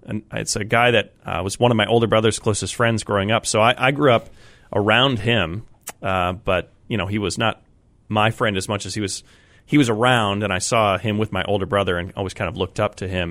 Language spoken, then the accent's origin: English; Colorado, United States; now in Massachusetts, United States; I grew up in Colorado